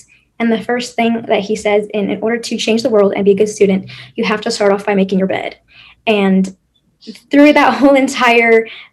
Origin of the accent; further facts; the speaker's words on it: San Diego, California, United States; moved away as an adult; now in Waco, United States; I'm from San Diego, California